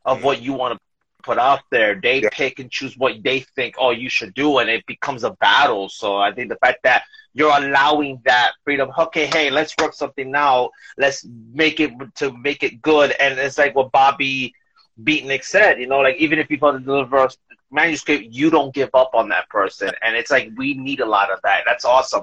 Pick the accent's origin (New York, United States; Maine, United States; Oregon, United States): New York, United States; now in Bayonne, United States; I'm originally from New York, but I live in Bayonne